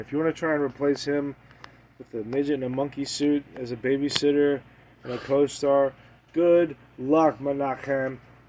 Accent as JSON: {"language": "English", "region": "Scotland", "country": "United Kingdom", "said": "I'm Scottish."}